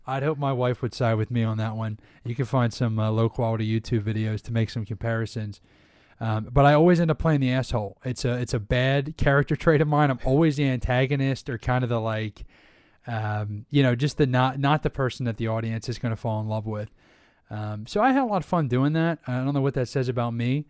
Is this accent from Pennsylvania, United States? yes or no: yes; Delaware County, Pennsylvania, United States; also born or lived in Johnstown, Pennsylvania; I grew up Delaware County, so about 15 minutes south of the city